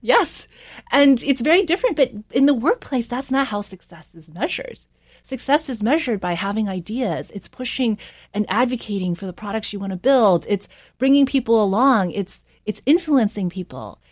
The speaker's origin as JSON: {"language": "English", "region": "South Carolina", "country": "United States", "tie": "born or raised there", "also_born_or_lived": "New York", "said": "I grew up in a small town in South Carolina."}